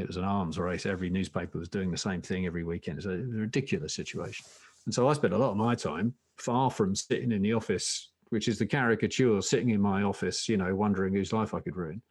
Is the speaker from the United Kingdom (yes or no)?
yes; Essex, East of England, United Kingdom; I come from Essex